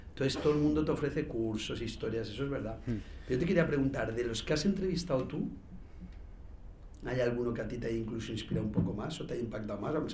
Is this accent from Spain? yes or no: yes; Spain; aquí somos pues españoles, tenemos otras cosas